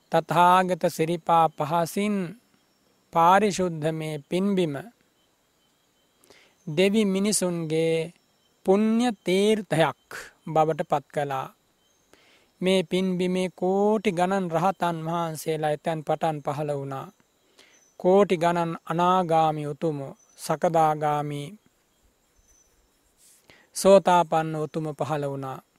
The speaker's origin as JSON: {"language": "Sinhala", "country": "Sri Lanka"}